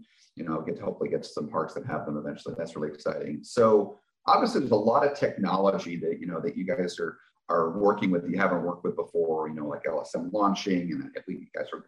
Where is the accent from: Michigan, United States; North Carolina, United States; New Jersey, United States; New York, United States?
New Jersey, United States; I grew up in New Jersey